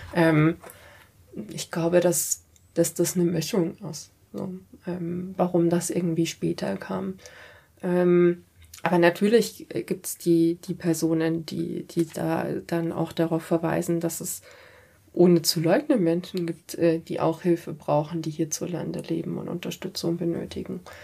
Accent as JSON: {"language": "German", "town": "Munich", "region": "Bavaria", "country": "Germany", "tie": "born or raised there", "said": "Ich bin auch äh, einfach Münchner Kindel und komme aus einer, äh, aus einer mehrgenerationellen Münchner Familie und so. Das ist einfach meine Heimat."}